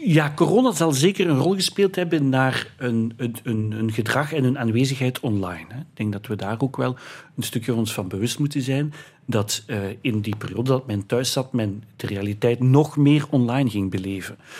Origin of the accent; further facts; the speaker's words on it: Heusden, Flanders, Belgium; in heusden het dorp waar ik vandaan kom